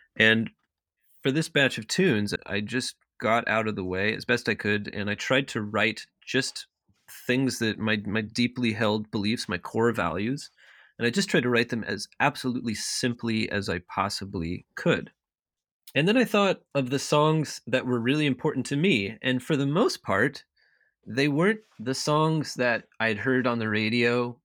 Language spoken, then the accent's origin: English; Eastern Washington, United States; moved away as an adult; also born or lived in Charleston, South Carolina / Maine; now in Minneapolis, United States; most of my childhood, at least my first memories and things, all take place in Eastern Washington, where where I grew up